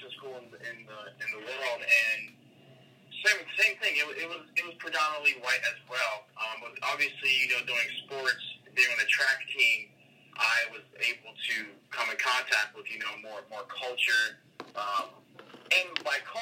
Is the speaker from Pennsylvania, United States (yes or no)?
yes; Pennsylvania, United States; moved away as an adult; now in Southern California, United States; I grew up in Pennsylvania. I wasn't really near, like, a big city